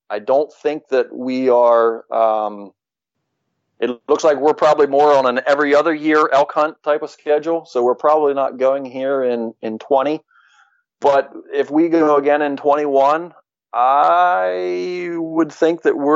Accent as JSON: {"language": "English", "region": "Pennsylvania", "country": "United States", "said": "We're from Pennsylvania."}